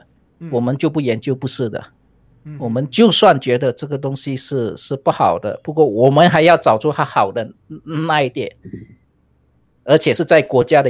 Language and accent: Chinese; Malaysia; 我我们是在附近的。